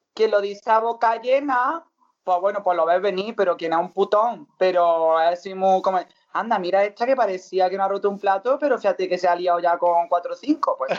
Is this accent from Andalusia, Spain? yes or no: yes; Montilla, Andalusia, Spain; en mi pueblo, por ejemplo, que me quiere muchísimo en Montilla